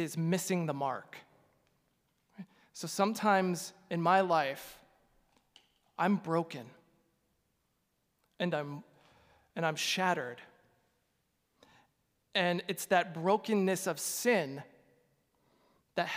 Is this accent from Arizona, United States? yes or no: yes; Glendale, Arizona, United States; I'm from Glendale, Arizona